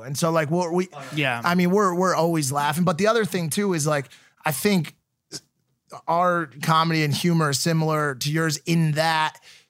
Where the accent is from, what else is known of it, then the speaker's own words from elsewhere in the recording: Connecticut, United States; So I'm from Connecticut.